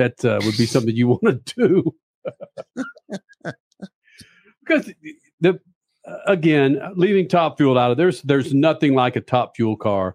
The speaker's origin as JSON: {"language": "English", "town": "Dallas", "region": "Texas", "country": "United States", "tie": "born or raised there", "also_born_or_lived": "Carrollton, Texas", "said": "I was raised in Dallas, Texas"}